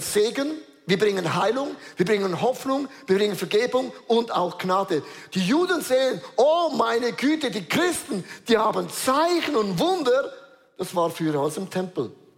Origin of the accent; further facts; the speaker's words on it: Switzerland; Wir sind Schweizer